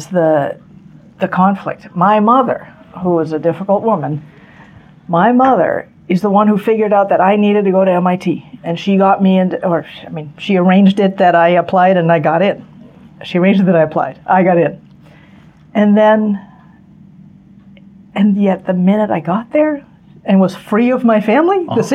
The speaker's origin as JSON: {"language": "English", "town": "Newton", "region": "Massachusetts", "country": "United States", "tie": "born or raised there", "said": "We grew up in Newton, which is a suburb, you know, not far from Cambridge."}